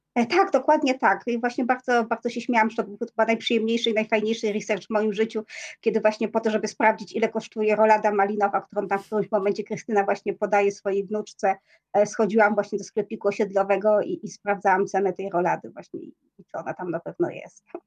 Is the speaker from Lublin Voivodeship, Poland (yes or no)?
no; Silesian Voivodeship, Poland; first language Polish; ja jestem ślązaczką z urodzenia, natomiast ja nie mówię po, po śląsku niestety